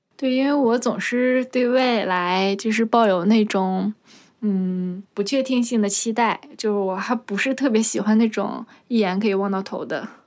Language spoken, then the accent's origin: Chinese; Jilin, China; 因为我是吉林人，但是我是，呃，其他城市的，也是属于吉林省的